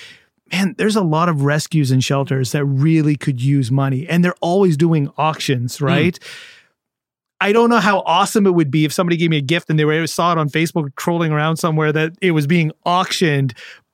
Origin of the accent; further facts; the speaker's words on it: Canada; My problem is my genetics. Yeah. I'm Canadian.